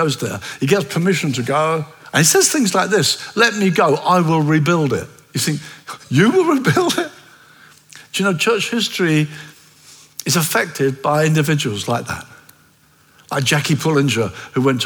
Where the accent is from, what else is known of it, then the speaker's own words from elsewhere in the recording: Brighton, South East England, United Kingdom; I come from Brighton